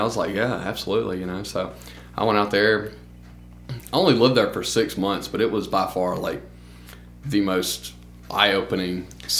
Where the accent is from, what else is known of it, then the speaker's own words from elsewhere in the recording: Union, Mississippi, United States; moved away as an adult; also born or lived in Albuquerque, New Mexico; now in Starkville, United States; I'm from Union, Mississippi originally, kind of close to Philadelphia, if you know where that is.